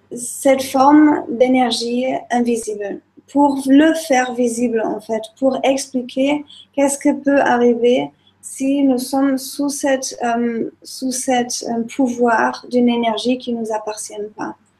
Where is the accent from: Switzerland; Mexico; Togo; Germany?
Germany; now in Nice, France; en tant qu'Allemande